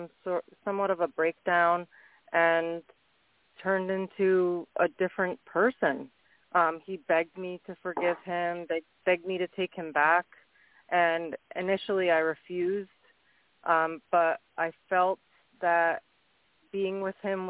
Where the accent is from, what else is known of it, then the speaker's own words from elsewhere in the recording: Orange County, New York, United States; from Orange County, New York